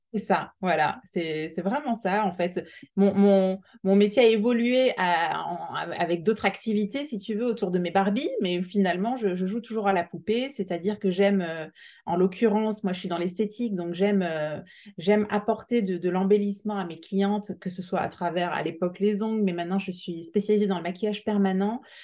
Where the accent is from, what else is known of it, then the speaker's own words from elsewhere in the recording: Alsace, Grand Est, France; now in Montpellier, France; on est plutôt originaire du Nord, on vient d'Alsace avec euh, mon mari